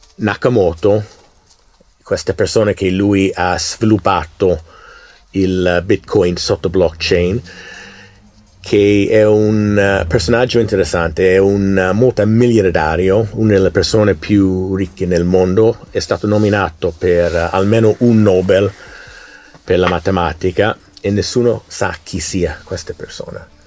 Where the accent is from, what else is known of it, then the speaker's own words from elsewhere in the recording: United States; Italian is a second language; moved away; Io essendo americano, io ho vissuto l'elezione negli Stati Uniti del 2016, 2020, adesso nel 2022 midterm